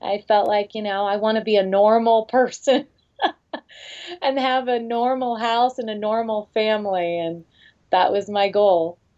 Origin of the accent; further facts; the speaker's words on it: Florida, United States; also born or lived in California; I'm from Florida and California, yes.